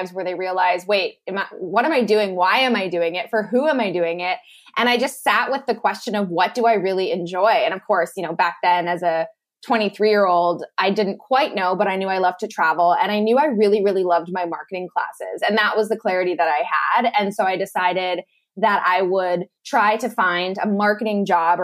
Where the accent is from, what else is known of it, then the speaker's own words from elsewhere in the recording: Lethbridge, Alberta, Canada; moved away as an adult; also born or lived in Malaysia; moved back home to my hometown of Lethbridge, Alberta